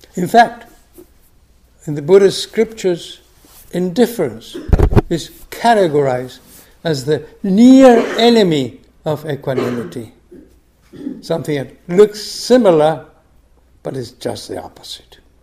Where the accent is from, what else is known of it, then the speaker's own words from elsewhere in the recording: Argentina; moved away; I grew up in Argentina under a military dictatorship